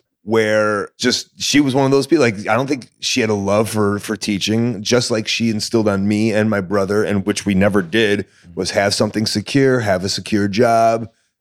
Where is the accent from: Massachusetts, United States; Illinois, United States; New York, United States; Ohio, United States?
Illinois, United States; Deerfield; Deerfield, Illinois.